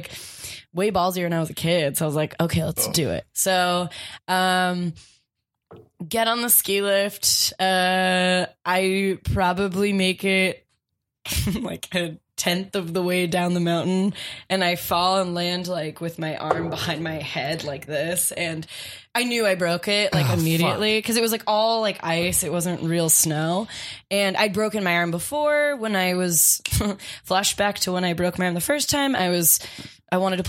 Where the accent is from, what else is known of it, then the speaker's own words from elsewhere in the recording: Thousand Oaks, California, United States; Thousand Oaks